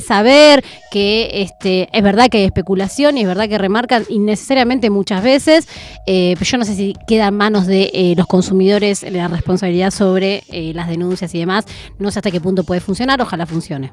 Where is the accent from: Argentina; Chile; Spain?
Argentina; lo que somos eh, la Argentina como pueblo, como sociedad